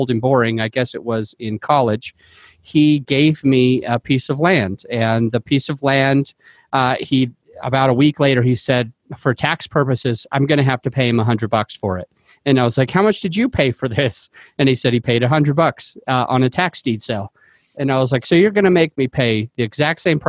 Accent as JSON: {"language": "English", "region": "Utah", "country": "United States", "tie": "born or raised there", "moved": "yes", "lives_now": "Denver, United States", "said": "I came from Utah, and so that's where I grew up"}